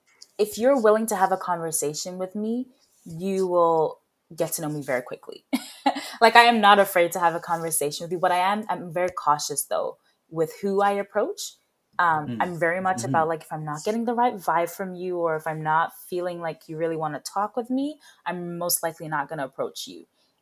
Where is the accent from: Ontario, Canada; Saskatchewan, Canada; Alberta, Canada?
Saskatchewan, Canada; Swift Current; also born or lived in United Kingdom; I grew up in Swift Current, Saskatchewan. I moved there when I was 13 from the UK.